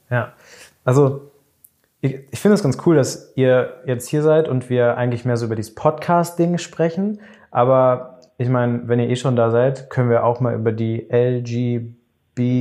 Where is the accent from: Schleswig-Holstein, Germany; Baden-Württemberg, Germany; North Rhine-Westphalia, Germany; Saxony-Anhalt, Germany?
North Rhine-Westphalia, Germany; Bielefeld; now in Düsseldorf, Germany; ich komme eigentlich aus Bielefeld.